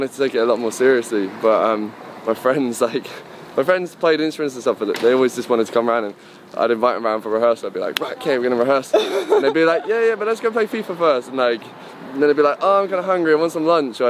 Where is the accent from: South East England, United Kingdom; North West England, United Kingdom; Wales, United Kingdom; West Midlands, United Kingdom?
South East England, United Kingdom; Reading; also born or lived in Liverpool / South London; now in London, United Kingdom; I'm originally from Reading. I went to Liverpool. I lived there for a bit. So some people think that I'm Scouse, but I'm not. And now I live in South London.